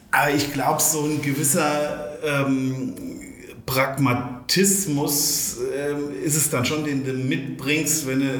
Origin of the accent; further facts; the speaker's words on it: Hesse, Germany; also wir Rheingauer sind ja, also wir gebürtigen Rheingauer sind